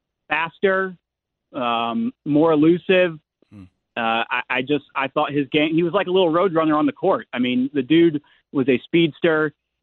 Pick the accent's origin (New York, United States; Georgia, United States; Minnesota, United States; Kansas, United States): Georgia, United States; Atlanta; I grew up in Atlanta